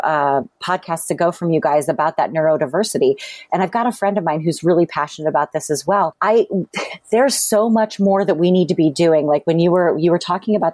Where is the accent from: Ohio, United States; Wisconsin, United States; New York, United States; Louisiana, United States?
Ohio, United States; Akron; I grew up in Akron, Ohio